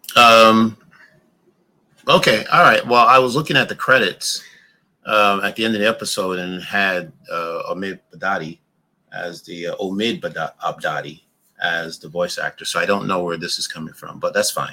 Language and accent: English; New York, United States; also born or lived in Brooklyn; I grew up in New York. I lived in Brooklyn for quite a while.